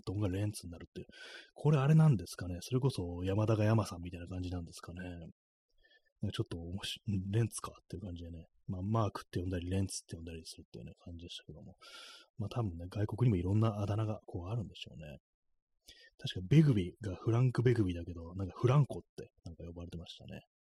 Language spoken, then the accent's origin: Japanese; Tokyo, Japan; accent: Edo-ben; 私もなんか東京の人間